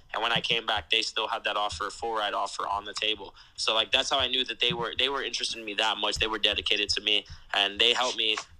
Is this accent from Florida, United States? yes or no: yes; Plantation, Florida, United States; moved away as an adult; also born or lived in Jamaica; So I grew up in South Florida.